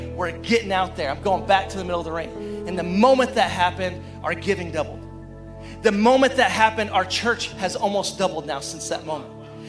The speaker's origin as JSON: {"language": "English", "region": "Arkansas", "country": "United States", "said": "And our family, I didn't tell you this, but we're from Arkansas, and we just dropped in. We parachuted in."}